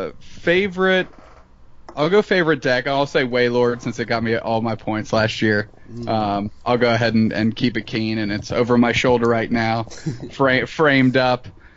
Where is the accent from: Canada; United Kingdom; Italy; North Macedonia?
Canada; Montreal, Quebec; now in Northern Kentucky, United States; Montreal, from Montreal, Quebec, Canada, relocated to Northern Kentucky.